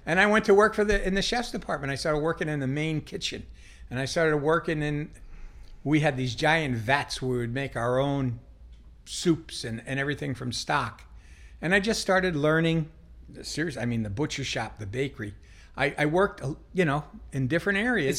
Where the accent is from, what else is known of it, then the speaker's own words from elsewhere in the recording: Las Vegas, Nevada, United States; moved away; also born or lived in Long Island, New York; I grew up in Las Vegas. Grew up in Las Vegas